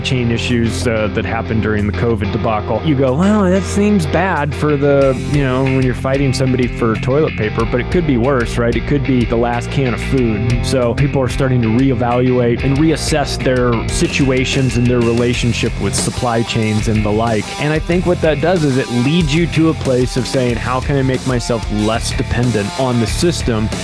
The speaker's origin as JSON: {"language": "English", "region": "Illinois", "country": "United States", "tie": "born or raised there", "said": "my home state, Illinois"}